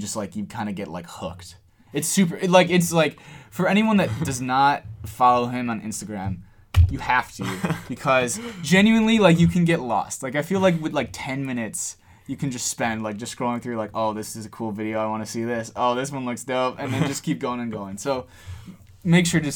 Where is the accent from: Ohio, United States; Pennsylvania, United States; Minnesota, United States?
Ohio, United States; Cleveland; we're from Cleveland